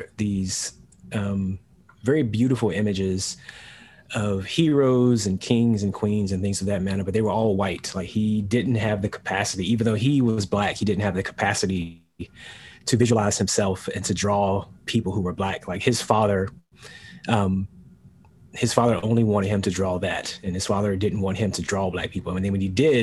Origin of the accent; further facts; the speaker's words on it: United States; this is the land of my parents and their parents and onward and onward